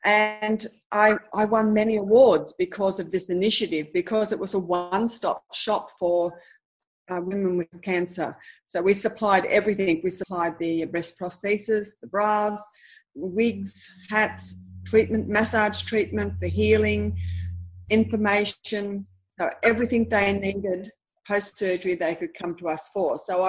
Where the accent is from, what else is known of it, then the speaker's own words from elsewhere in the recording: Berkeley, New South Wales, Australia; I grew up in Berkeley. I went to Berkeley High School.